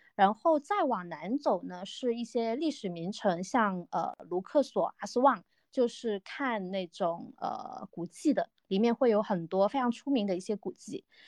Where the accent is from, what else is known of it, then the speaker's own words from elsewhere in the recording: Guangdong, China; now in Zhejiang, China; 我是一个土生土长的广东人，但是现在在，呃，浙江省，呃，打工中